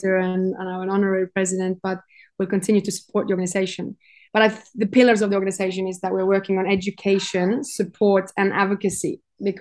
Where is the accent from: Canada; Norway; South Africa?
Norway; moved away as an adult; now in Cyprus; I'm from Norway